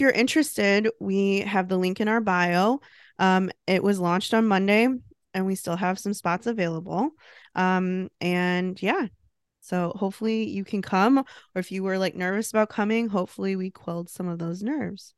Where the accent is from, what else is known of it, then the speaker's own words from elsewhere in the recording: United States; being American